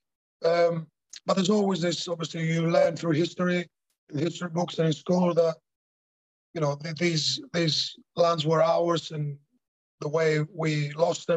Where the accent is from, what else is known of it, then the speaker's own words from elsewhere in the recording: Thessaloniki, Central Macedonia, Greece; moved away; In my hometown, Salonika